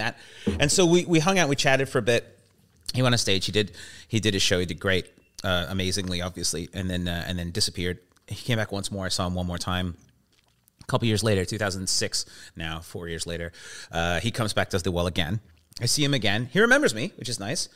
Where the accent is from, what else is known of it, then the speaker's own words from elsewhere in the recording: Vancouver, British Columbia, Canada; also born or lived in England / London; I'm from here. I'm from Vancouver, and uh, uh, well, I, I, live here, and I've been here.